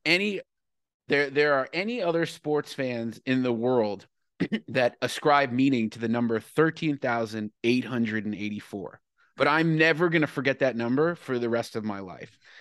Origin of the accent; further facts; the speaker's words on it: New York City, New York, United States; I was born and raised in New York City on the Upper West Side